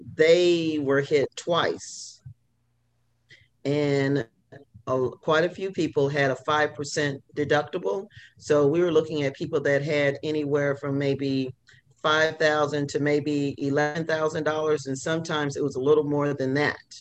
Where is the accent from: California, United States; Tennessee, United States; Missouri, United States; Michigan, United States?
Missouri, United States; moved away as an adult; also born or lived in Texas; now in Louisiana, United States; I ended up moving from Missouri to Texas.